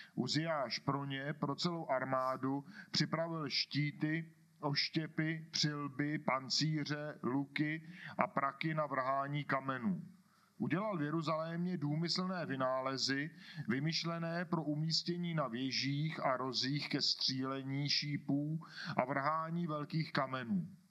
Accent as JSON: {"language": "Czech", "town": "Kladno", "region": "Central Bohemian Region", "country": "Czechia", "accent": "Kladno", "said": "kladenským přízvukem přečtu"}